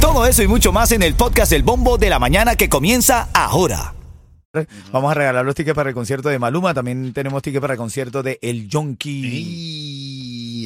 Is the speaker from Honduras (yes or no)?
no; Venezuela; como venezolano